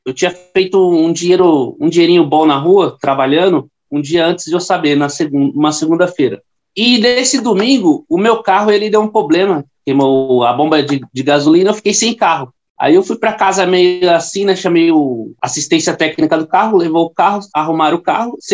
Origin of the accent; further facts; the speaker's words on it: Carapicuíba, São Paulo, Brazil; eu corro com a 99 já faz três anos e meio e eu sou da cidade de Carapicuíba.